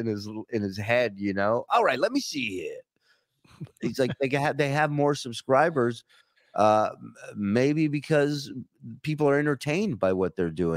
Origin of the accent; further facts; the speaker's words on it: Rochester, New York, United States; I'm from Rochester, bro.